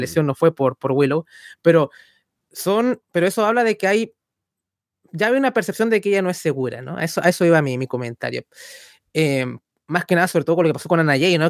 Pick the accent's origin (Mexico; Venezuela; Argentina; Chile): Chile; nunca nos sentimos tan contentos de ser chilenos.